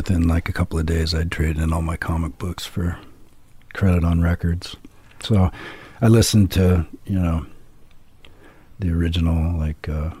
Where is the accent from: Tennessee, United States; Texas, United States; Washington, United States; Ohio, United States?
Washington, United States; central; I grew up in a small town in central Washington, which is like mainly farming, ranching.